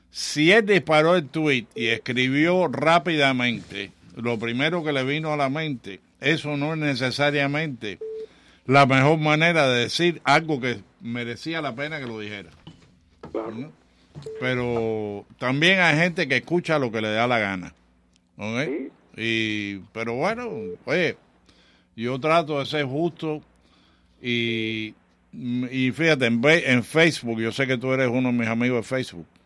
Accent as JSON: {"language": "Spanish", "country": "Cuba", "also_born_or_lived": "Chicago / New York", "moved": "yes", "lives_now": "Miami, United States", "said": "somos cubanos"}